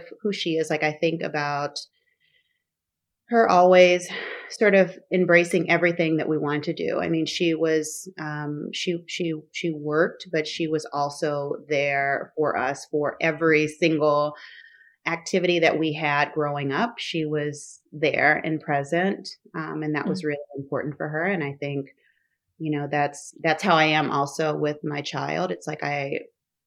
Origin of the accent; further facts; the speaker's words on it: Oklahoma, United States; moved away as an adult; also born or lived in Dallas; now in Oakland, United States; I wasn't exposed to the business side of fashion growing up in Oklahoma